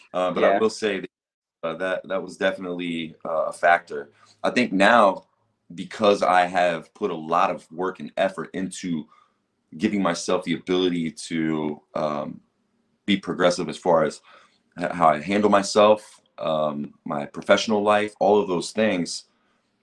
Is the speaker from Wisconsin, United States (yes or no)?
no; Xenia, Ohio, United States; also born or lived in Jamestown, Ohio / Dayton, Ohio; being a white kid in Jamestown, Ohio, which is where I moved to from Xenia, my parents got divorced and moved out to Jamestown. And being from Xenia